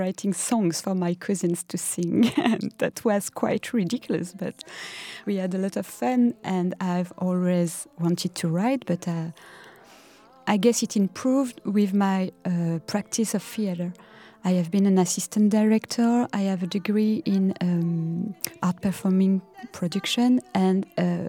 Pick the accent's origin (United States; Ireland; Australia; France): France; Parisian suburb, Île-de-France; I was born in 1982 in the Parisian suburb